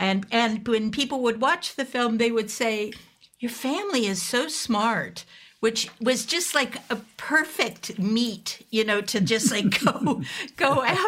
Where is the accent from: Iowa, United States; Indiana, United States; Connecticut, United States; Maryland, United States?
Iowa, United States; I grew up where I grew up in Iowa